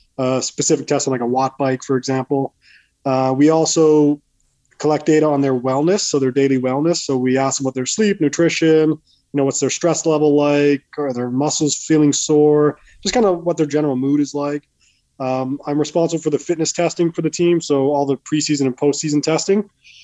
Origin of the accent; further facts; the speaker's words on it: Winnipeg, Manitoba, Canada; moved away as an adult; also born or lived in Montreal; now in New Jersey, United States; I grew up in Winnipeg, born and raised in Winnipeg. Lived there for most of my life anyway.